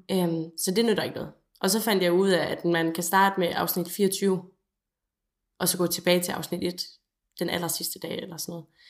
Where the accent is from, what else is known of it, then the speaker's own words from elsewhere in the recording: North Jutland, North Denmark Region, Denmark; som nordjyde